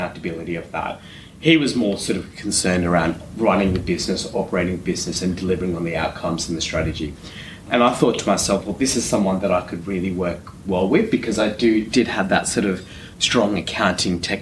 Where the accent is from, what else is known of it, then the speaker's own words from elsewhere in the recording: Canberra, Australian Capital Territory, Australia; moved away as an adult; also born or lived in Western Sydney; I grew up in Canberra, so that's where I sort of started my career.